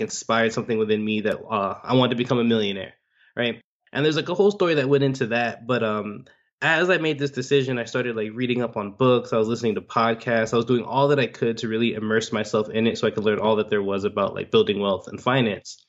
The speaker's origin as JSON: {"language": "English", "town": "Miami", "region": "Florida", "country": "United States", "tie": "born or raised there", "said": "I'm born and raised in Miami"}